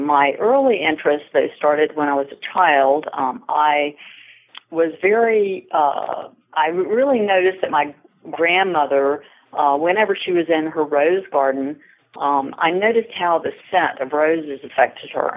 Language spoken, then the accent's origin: English; Wilmington, North Carolina, United States; I graduated from the University of North Carolina, Wilmington campus, where my hometown is.